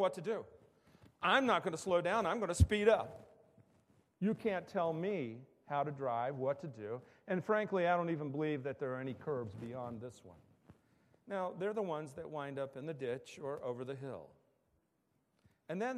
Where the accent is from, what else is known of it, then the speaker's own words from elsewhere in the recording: West Virginia, United States; as I was growing up in West Virginia